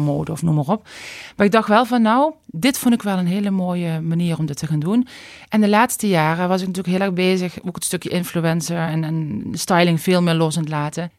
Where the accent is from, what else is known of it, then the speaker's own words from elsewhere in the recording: Limburg, Netherlands; accent: Limburgish; moved away as an adult; now in Randstad, Netherlands; je hoort waarschijnlijk aan mijn accent wel dat ik Limburgse roots heb. Ehm, na 19 jaar Randstad heb ik nog steeds mijn accent